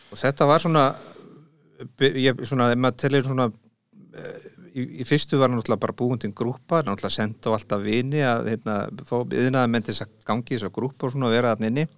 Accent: Bolungarvík, Westfjords, Iceland; moved away as an adult; now in Reykjavík, Iceland; Ég er ættaður úr Bólungavík

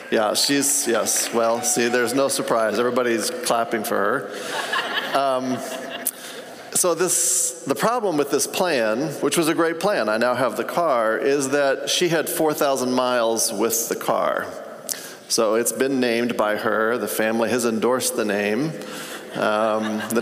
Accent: Tanzania; I grew up in Africa. My parents were missionaries.

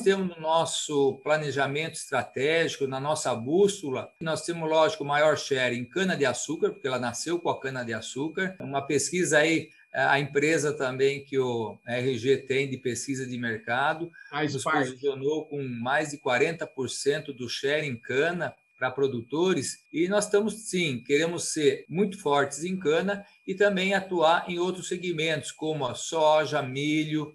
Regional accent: Piracicaba, São Paulo, Brazil; eu sou aqui de Piracicaba, nativão, né? Nasci no bairro Campestre

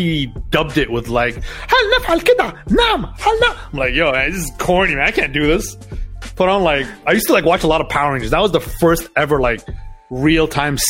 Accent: Doha, Qatar; also born or lived in Montreal, Canada; basically my whole life was in Doha

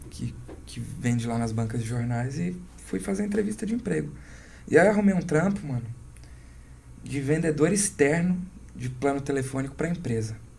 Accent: Vitória da Conquista, Bahia, Brazil; moved away as an adult; also born or lived in São Paulo; lá da minha cidade, Vitória da Conquista

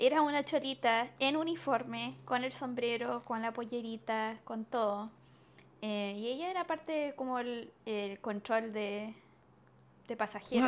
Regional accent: Chile; siendo chilena

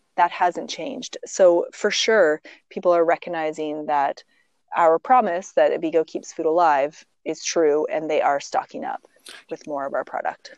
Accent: Olds, Alberta, Canada; also born or lived in Calgary; originally I'm actually from Alberta. I grew up in oh, the okay. prairies. I grew up in many communities, primarily olds, and then moved to Calgary in my, you know, late

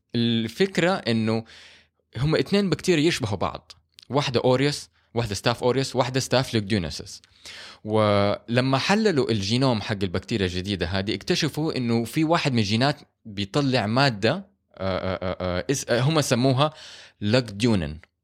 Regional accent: Saudi Arabia; مو كل المباني عندنا في السعوديه مهيئه للحر

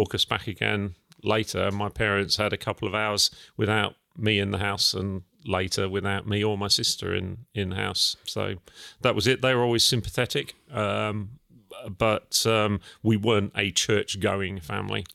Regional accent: Felixstowe, East of England, United Kingdom; also born or lived in Ipswich; I was actually born in Ipswich, but, um, my family, my parents lived in Felix Stowe. I was the first child to turn up. And, um, yeah, I was brought up in Felix Stowe, went to school in Felix Stowe.

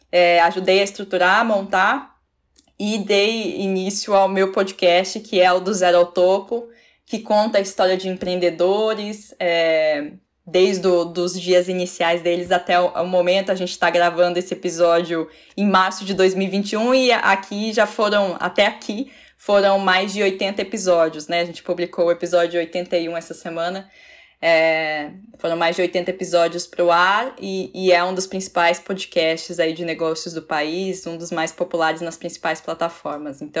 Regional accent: Curitiba, Paraná, Brazil; eu sou jornalista, eu sou de Curitiba, na região metropolitana ali de Curitiba, no Paraná, nascida e criada ali. É, numa família simples

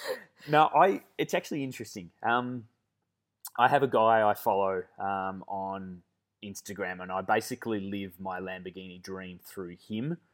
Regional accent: Melbourne, Victoria, Australia; moved away as an adult; now in Perth, Australia; I'm born and bred Melbourne. I've never lived anywhere else.

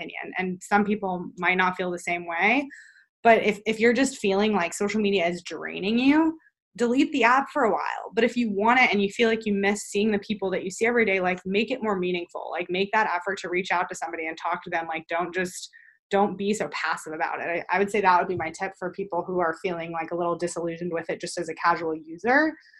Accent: Texas, United States; I'm from Texas, I'm moved around a lot, I live a little bit more of a different lifestyle than other people

